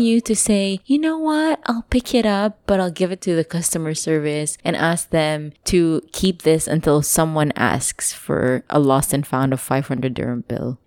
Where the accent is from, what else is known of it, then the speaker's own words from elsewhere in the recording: Philippines; moved away; I'm from the provincial area